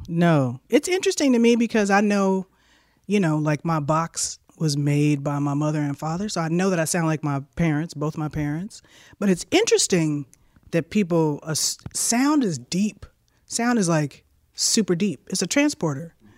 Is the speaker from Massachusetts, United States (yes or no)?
no; Chicago, Illinois, United States; moved away as an adult; Born on the south side. grew up on the north side, moved back to the south side before I went to Berkeley